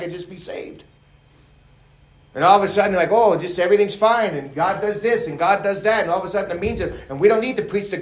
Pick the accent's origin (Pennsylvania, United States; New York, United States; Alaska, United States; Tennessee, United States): New York, United States; being a New Yorker